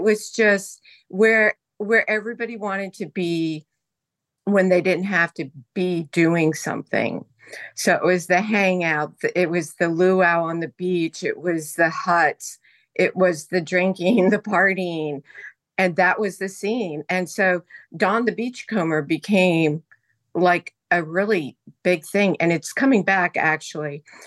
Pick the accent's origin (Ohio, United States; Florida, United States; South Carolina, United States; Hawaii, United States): Hawaii, United States; moved away; also born or lived in Indonesia; I was born in Hawaii